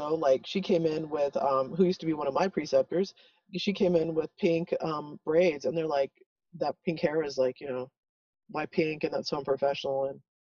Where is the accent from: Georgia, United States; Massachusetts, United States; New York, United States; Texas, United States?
Texas, United States; El Paso; I grew up in El Paso